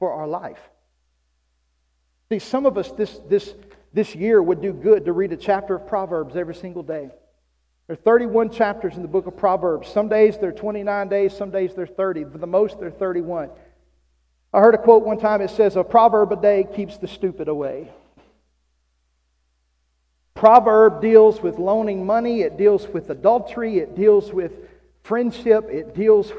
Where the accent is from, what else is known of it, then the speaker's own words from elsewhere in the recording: South Arkansas, United States; now in Oklahoma, United States; I was raised in South Arkansas